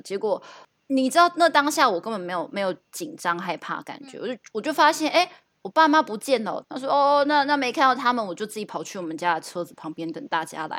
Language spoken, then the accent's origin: Chinese; southern Taiwan, Taiwan; first language Taiwanese Hokkien; Chinese is a second language; moved away; 因为我是南部小孩，当然要会说台语啊